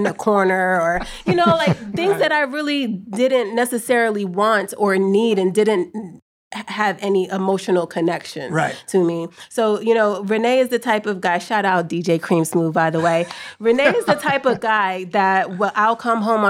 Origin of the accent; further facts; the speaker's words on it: East Coast, United States; moved away; we're both from out of town. We're both actually from the East Coast.